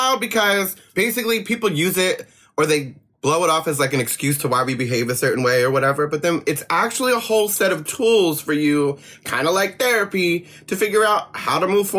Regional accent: East Coast, United States; now in West Coast, United States; I'm very glad I grew up on the East Coast and then moved to the West Coast so I could learn to chill out

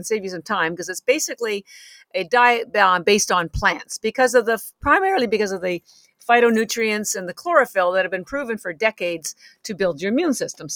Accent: Canada; moved away as an adult; now in Boston, United States; I'm actually Canadian, although I have lived in Boston for 33 years.

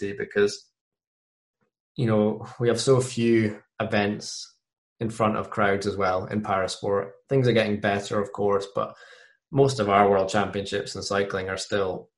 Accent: Scotland, United Kingdom; my home country

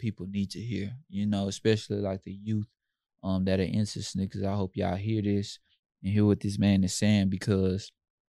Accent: Houston, Texas, United States; I'm from the Third Ward, Yellowstone area.

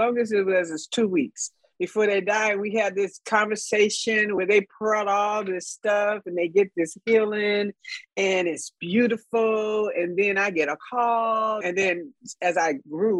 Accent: Los Angeles, California, United States; I grew up in South Central Los Angeles

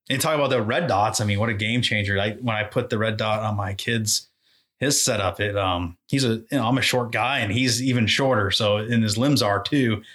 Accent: Exeter, New Hampshire, United States; I grew up in Exeter, New Hampshire

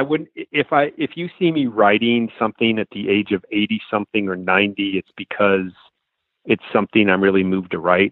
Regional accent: Los Angeles, California, United States; moved away; I grew up in Los Angeles

